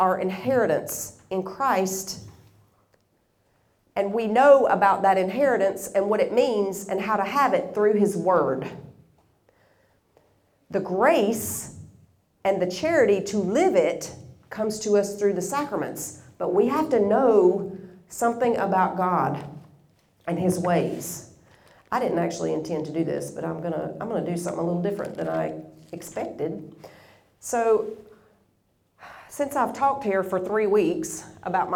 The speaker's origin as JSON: {"language": "English", "region": "Tennessee", "country": "United States", "said": "I'm from Tennessee, which is kind of midway east in the USA. So I'm from the South."}